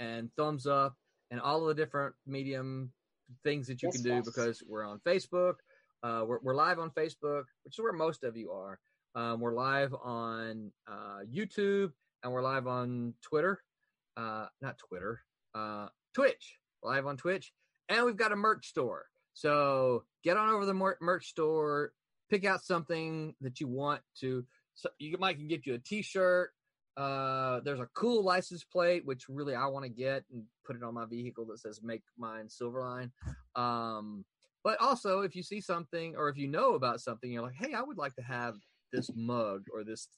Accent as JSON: {"language": "English", "region": "Mississippi", "country": "United States", "moved": "yes", "lives_now": "Florida, United States", "said": "I'm from Mississippi"}